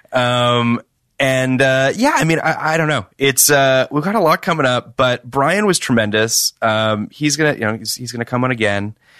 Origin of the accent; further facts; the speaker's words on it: Toronto, Ontario, Canada; I'm from Toronto